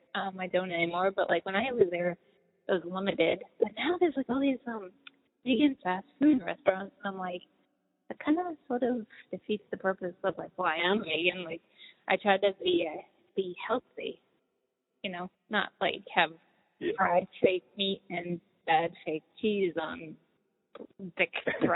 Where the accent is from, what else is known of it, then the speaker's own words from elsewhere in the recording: Boston, Massachusetts, United States; moved away as an adult; also born or lived in California; I was born in Boston and grew up in, you know, there, and then when I was older I moved out to California and was out there for a while.